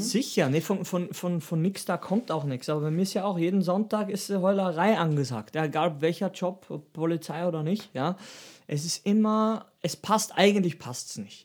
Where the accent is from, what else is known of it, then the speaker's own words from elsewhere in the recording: Styria, Austria; da wo ich herkomme, aus der Steiermark